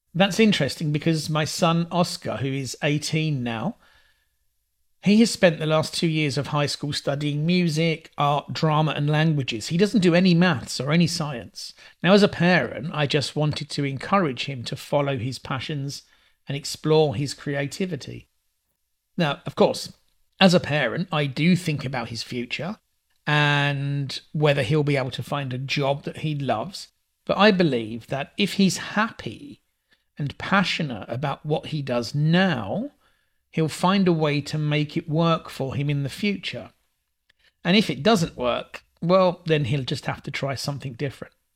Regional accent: England, United Kingdom; I'm English

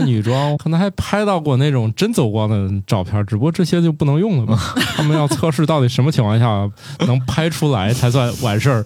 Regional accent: Northeast China, China; 我们家是东北人

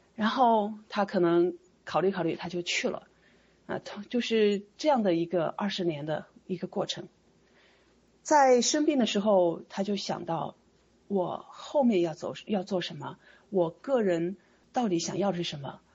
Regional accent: China; moved away as an adult; now in United States; 尤其我是在中国长大的，然后在中国受的教育的

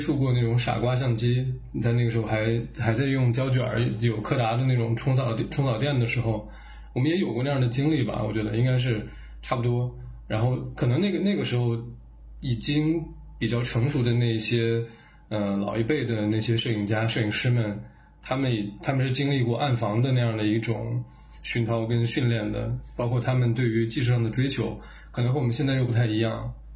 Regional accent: Urumqi, Xinjiang, China; 像我们在新疆成长长大

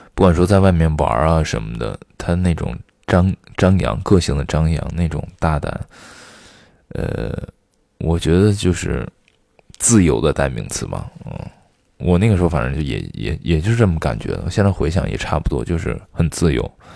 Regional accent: Xi'an, Shaanxi, China; 我小的时候生活在西安

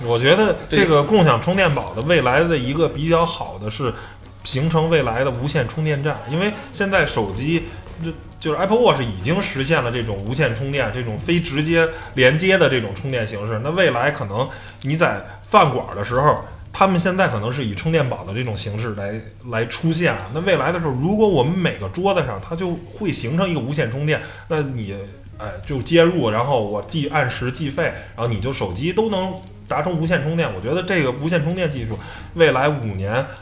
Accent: China; 我们中国人可能是比较懂变通

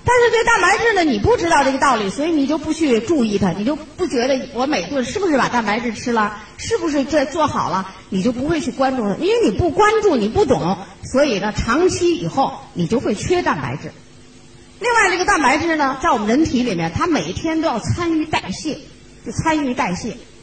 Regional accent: China; also born or lived in Shenzhen; 像我们中国人

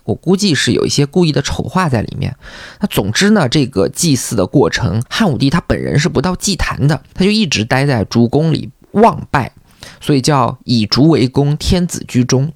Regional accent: China; 我们中国人

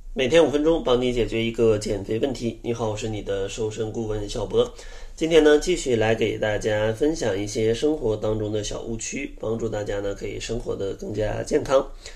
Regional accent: Northeast China, China; 我是个东北人，呃，小时候吃的真的是挺重口的

